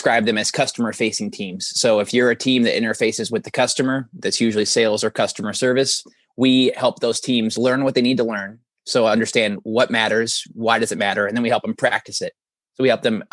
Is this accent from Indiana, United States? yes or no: yes; Elkhart, Indiana, United States; I grew up in Elkhart County, which is northern Indiana. I'm about 3 hours south of it now